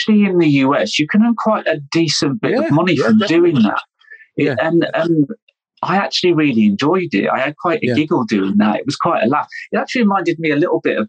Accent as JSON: {"language": "English", "country": "United Kingdom", "also_born_or_lived": "London", "said": "I'm British"}